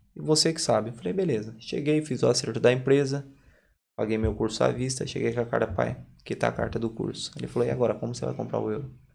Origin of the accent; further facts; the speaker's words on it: Limeira, São Paulo, Brazil; moved away as an adult; now in Ireland; Sou de Limeira, interior de São Paulo